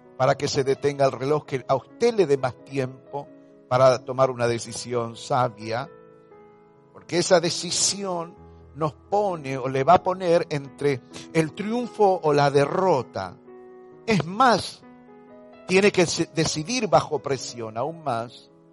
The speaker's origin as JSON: {"language": "Spanish", "country": "Argentina", "said": "todo lo que estamos experimentando como ciudadanos argentinos"}